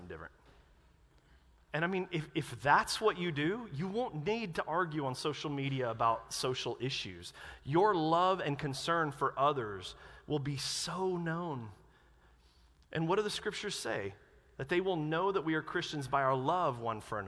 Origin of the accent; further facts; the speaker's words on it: North Carolina, United States; moved away; I grew up in North Carolina